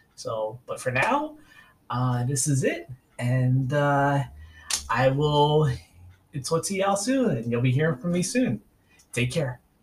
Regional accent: New York City, New York, United States; also born or lived in Central Virginia; now in Virginia, United States; I'm originally from New York City. I was born in 80 and grew up in Staten Island. I live in Virginia now

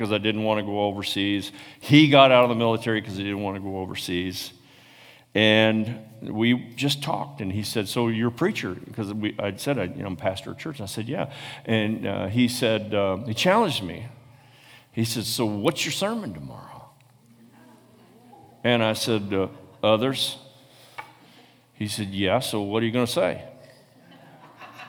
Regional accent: Paw Paw, Michigan, United States; I was born in Paw Paw, Michigan.

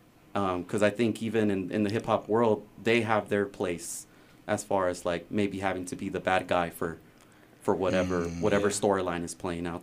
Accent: Los Angeles, California, United States; also born or lived in Long Beach, California; now in Arkansas, United States; Los Angeles, California. I was born in Long Beach, running around Southgate, Huntington Park, Glenwood.

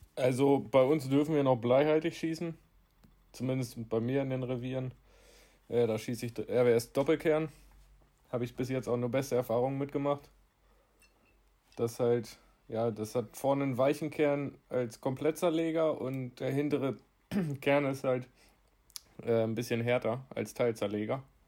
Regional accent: Lower Saxony, Germany; hier bei uns in Niedersachsen

